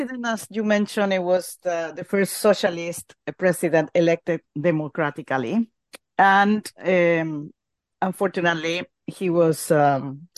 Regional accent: Chile; I am from Chile

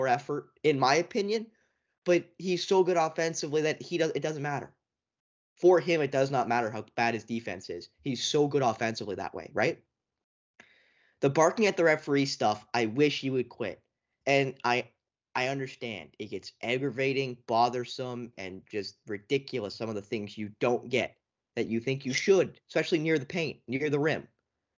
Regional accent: Canada; as a Canadian

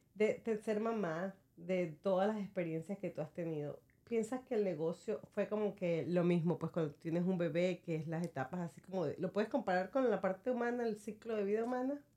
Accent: Venezuela; now in United States; Soy venezolana

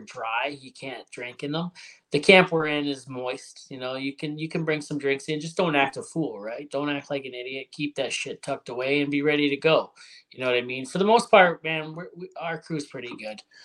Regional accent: Hamilton, Ontario, Canada; now in Alberta, Canada; I'm from Hamilton originally

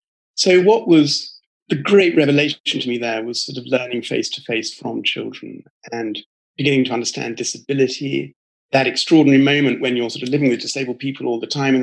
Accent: United Kingdom; I'm British, and I come from a family that mixes some religious people and priests and ministers and pastors on one side with military people and merchants

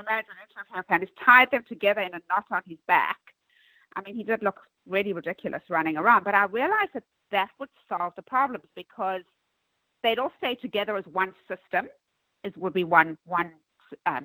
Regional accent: South Africa; moved away as an adult; also born or lived in Manhattan, New York; now in New York, United States; I'm originally from South Africa

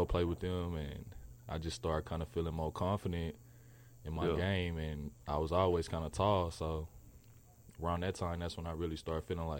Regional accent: Missouri City, Texas, United States; I'm from the H, bro. I'm from Mo City.

